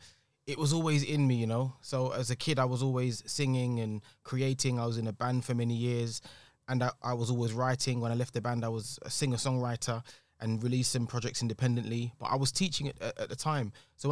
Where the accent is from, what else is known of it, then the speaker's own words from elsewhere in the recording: London, United Kingdom; I am a creative from East London, qualified teacher, taught for many years, 11 years